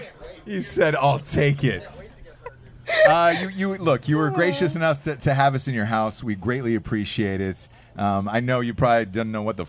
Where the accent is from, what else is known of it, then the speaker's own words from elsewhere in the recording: Atlanta, Georgia, United States; So I'm from Atlanta.